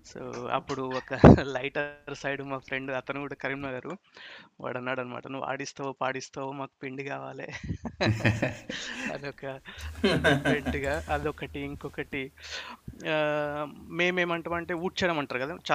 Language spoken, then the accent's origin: Telugu; Medak, Telangana, India; extreme మాది మెదక్ కింద వచ్చేది రంజిత్ బేసిక్గా